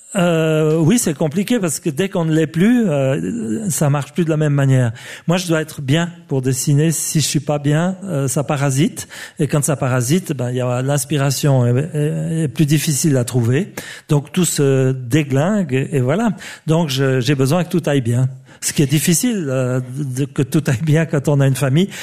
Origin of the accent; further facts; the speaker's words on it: Switzerland; je suis suisse